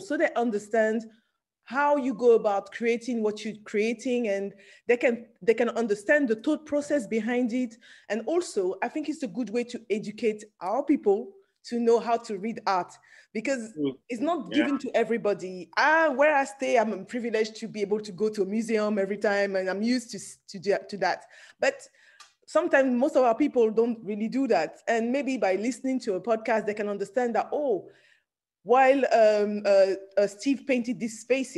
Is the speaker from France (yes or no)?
yes; France; also born or lived in Nigeria; I'm originally from Nigeria, but I'm born in France.